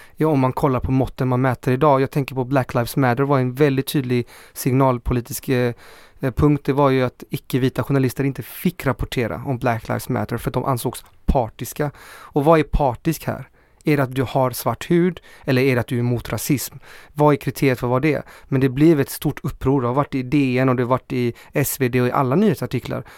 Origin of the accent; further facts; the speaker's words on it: Chile; also born or lived in Hammarkullen, Gothenburg, Sweden; now in Gothenburg, Sweden; Jag är från Chile